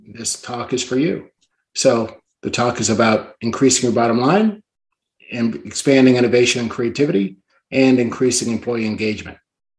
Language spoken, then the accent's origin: English; Washington, District of Columbia, United States; born there; also born or lived in Canada; I'm actually an Army brat, born in Washington, D.C., and moved around a lot. But I'm a dual citizen of Canada and the U.S.